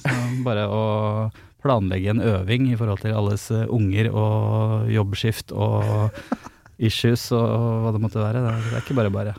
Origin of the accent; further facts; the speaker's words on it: Flisa, Innlandet, Norway; jeg er fra Flisa